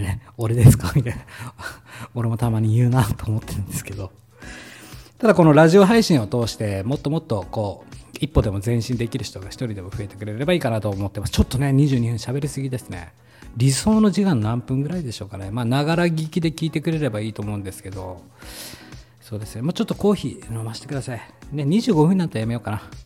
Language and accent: Japanese; Hokkaido, Japan; 僕は北、 北海道出身なんで